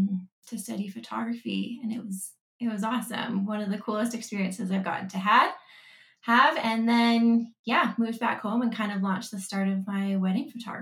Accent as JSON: {"language": "English", "town": "Calgary", "region": "Alberta", "country": "Canada", "tie": "born or raised there", "also_born_or_lived": "Vancouver", "said": "Well, I was born in Calgary. Spent most of my life here. Did my schooling here. After high school, I did a degree at Mount Royal"}